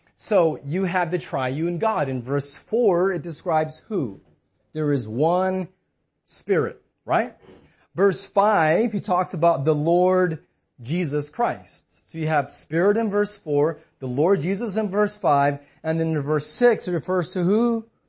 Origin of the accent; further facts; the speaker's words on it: United States; we're American